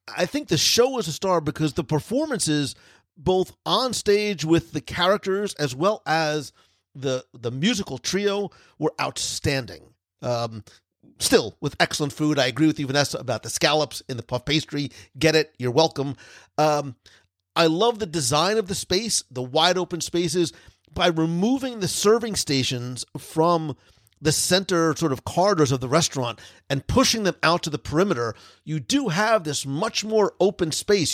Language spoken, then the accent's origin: English; Northeast, United States; I am from the Northeast